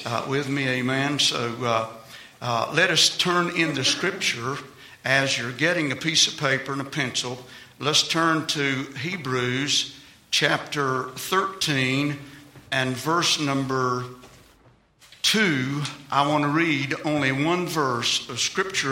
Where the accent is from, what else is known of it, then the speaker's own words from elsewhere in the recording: Virginia, United States; I'm from Virginia